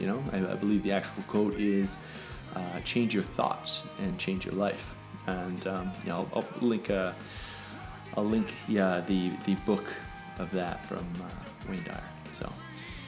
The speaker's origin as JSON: {"language": "English", "country": "Canada", "said": "I'm Canadian."}